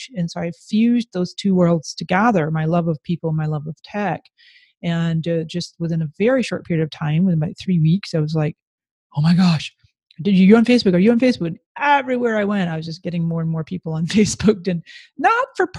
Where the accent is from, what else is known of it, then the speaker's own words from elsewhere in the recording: Canada; moved away as an adult; now in San Diego, United States; I was born in Canada with Scottish parents